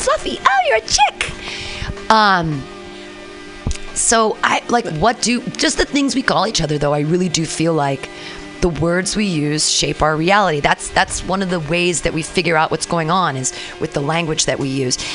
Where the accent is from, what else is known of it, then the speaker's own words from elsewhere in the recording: United States; I'm still an American. I was born in America